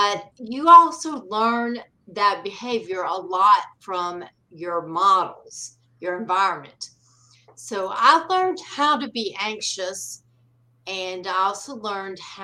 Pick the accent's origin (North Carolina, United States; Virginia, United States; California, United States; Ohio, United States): North Carolina, United States; I grew up in North Carolina